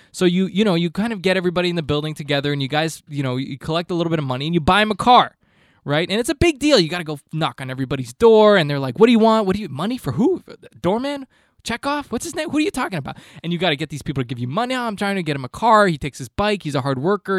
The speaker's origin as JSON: {"language": "English", "country": "Canada", "said": "I'm Canadian"}